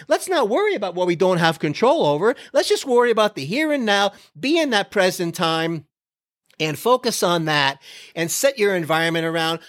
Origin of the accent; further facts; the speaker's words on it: Florida, United States; now in Texas, United States; I'm from Florida.